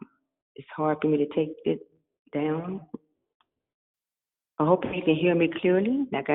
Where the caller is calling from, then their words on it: Miami Beach, Florida, United States; I'm greeting everyone from Miami Beach, Florida.